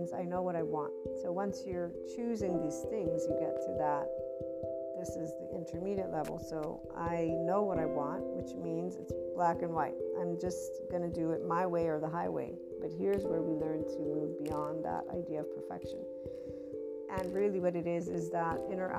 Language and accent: English; United States; also born or lived in Naples, Italy; I'm American, Italian, but Neapolitan, that lovely heart, Naples, Italy, my heart, my soul